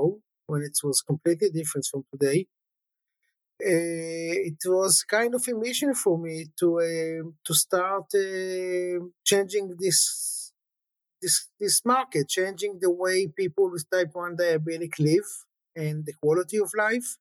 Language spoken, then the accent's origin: English; Jerusalem, Jerusalem District, Israel; I grew up in a religious family in Jerusalem